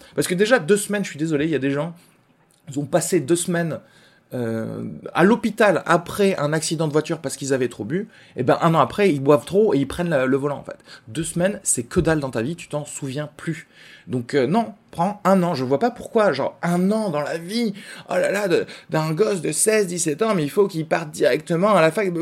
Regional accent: Albi, Occitania, France; je viens d'Albi aussi

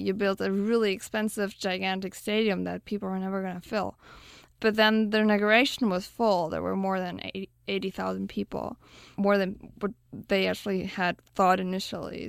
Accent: Berlin, Germany; moved away; I grew up in Berlin

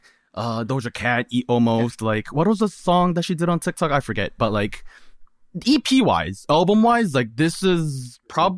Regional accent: South Korea; English is a second language; moved away; I'm kind of like an immigrant. I'm from Korea. English is my second language

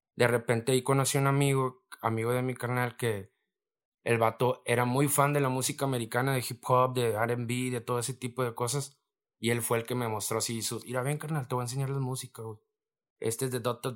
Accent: Reynosa, Tamaulipas, Mexico; donde yo vengo del Almaguer, de la colonia Almaguer, fraccionamiento Reynosa

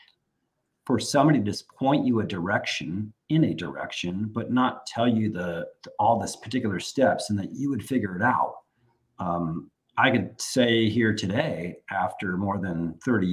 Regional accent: San Francisco Bay Area, California, United States; moved away as an adult; also born or lived in Washington, D.C.; having been born and raised in the San Francisco Bay Area, and none of my family ever having moved away, I was the first person to do so. And I moved to Washington, D.C.

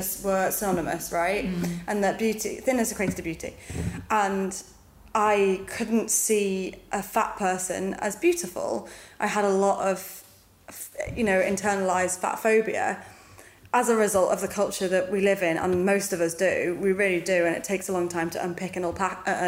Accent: United Kingdom; I'm British

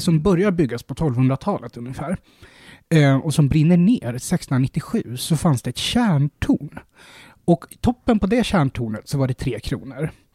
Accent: Sweden

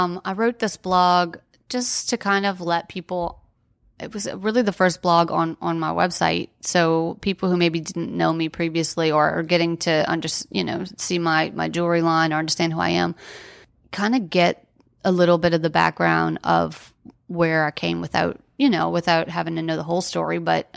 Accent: New Orleans, Louisiana, United States; And, you know, we're from New Orleans. So we kind of uprooted our lives, our careers, everything to be there and get him well.

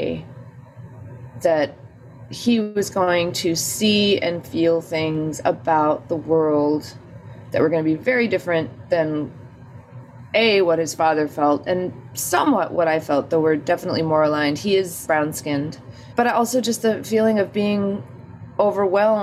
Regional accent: Albuquerque, New Mexico, United States; born or raised there; now in New York, United States

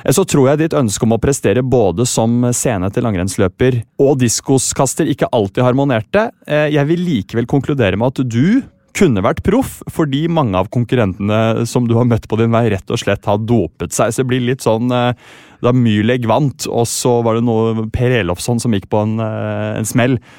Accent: Sandefjord, Vestfold, Norway; Jeg er fra Sandefjord

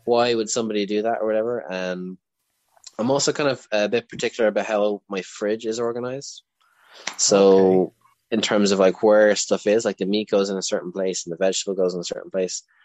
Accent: Leinster, Ireland; I'm from Leinster

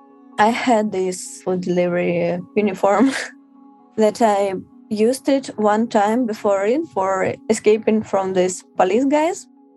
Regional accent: Moscow, Russia; I'm 25 years old. I'm from Moscow.

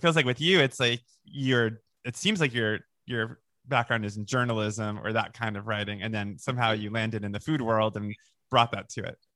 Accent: Boca Raton, Florida, United States; also born or lived in Long Island, New York; on Long on Long Island, and then we moved to Boca Raton, Florida

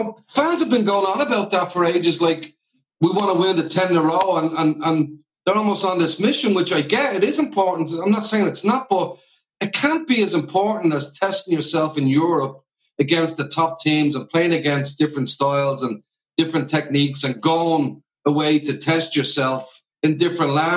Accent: Dublin, Leinster, Ireland; I'm up from the north side of Dublin

